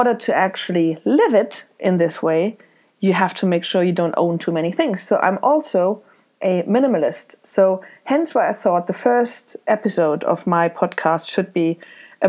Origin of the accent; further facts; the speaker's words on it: Germany; moved away as an adult; also born or lived in Isle of Man; now in Dublin, Ireland; I was born in Germany. I left in 2005 with a backpack to travel around the world